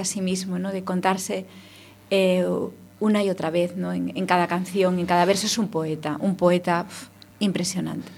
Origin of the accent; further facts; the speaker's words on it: Ferrol, Galicia, Spain; somos de Ferrol los dos